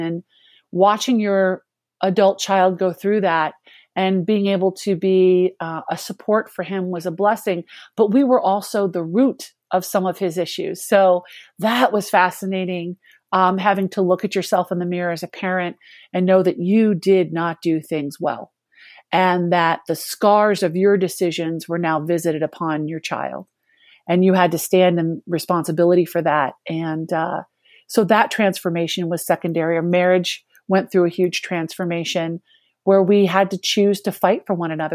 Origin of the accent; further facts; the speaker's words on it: Rockville, Maryland, United States; I grew up in the Archdiocese of Washington in Rockville, Maryland, right outside of D C.